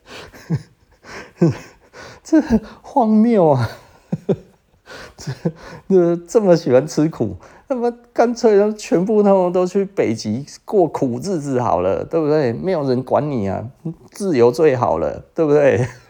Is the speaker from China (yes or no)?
no; Taiwan; 我们台湾人的这种台湾牛的个性